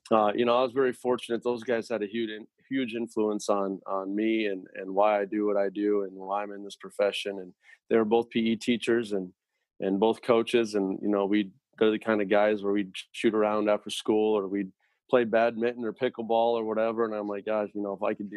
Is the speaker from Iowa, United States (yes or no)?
yes; Fredericksburg, Iowa, United States; I grew up in Fredericksburg